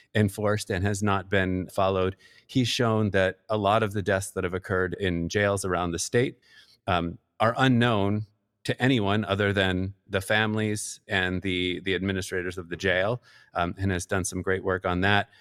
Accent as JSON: {"language": "English", "region": "Pennsylvania", "country": "United States", "said": "my home state of Pennsylvania"}